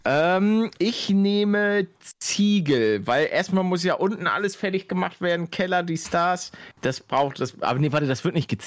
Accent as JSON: {"language": "German", "town": "Munich", "region": "Bavaria", "country": "Germany", "said": "vor allen Dingen, wenn du als Münchner ins Umland fährst dann hast du mit einem Münchner Kennzeichen meistens schon verloren."}